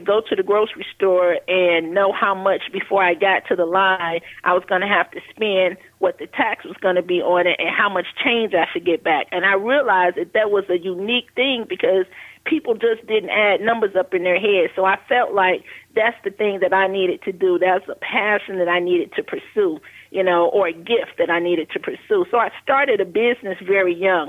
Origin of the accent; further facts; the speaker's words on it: Chicago, Illinois, United States; I grew up in Chicago on the West Side